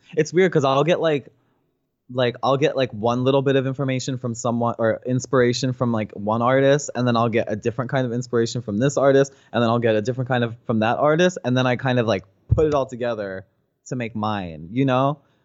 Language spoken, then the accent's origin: English; New Jersey, United States; moved away as an adult; also born or lived in San Francisco; now in Los Angeles, United States; I'm from New Jersey